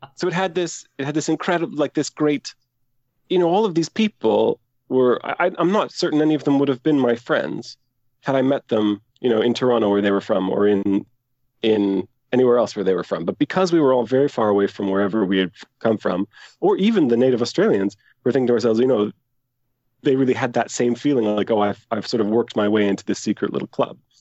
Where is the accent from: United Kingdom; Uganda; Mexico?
United Kingdom; Aberdeen, Scotland; now in Canada; I was born in Canada, but I moved to Aberdeen as a very young child.